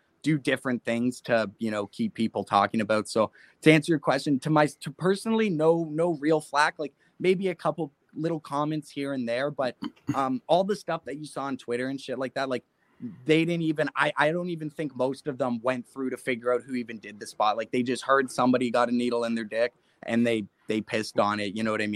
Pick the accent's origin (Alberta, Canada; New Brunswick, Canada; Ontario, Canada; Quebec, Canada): Ontario, Canada; Mississauga; I'm from Mississauga, just outside of Toronto